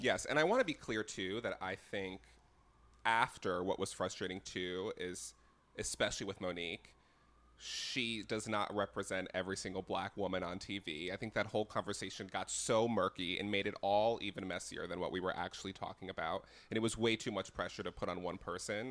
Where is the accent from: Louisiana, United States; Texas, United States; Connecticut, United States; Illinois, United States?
Connecticut, United States; I'm from Connecticut